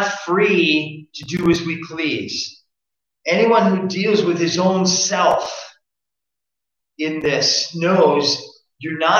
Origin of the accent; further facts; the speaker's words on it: United States; I'm an American citizen